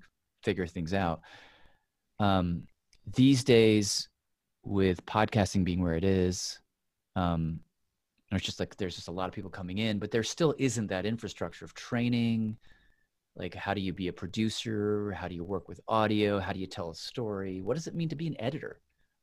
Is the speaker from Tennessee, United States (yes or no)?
yes; Tennessee, United States; moved away; I grew up in Tennessee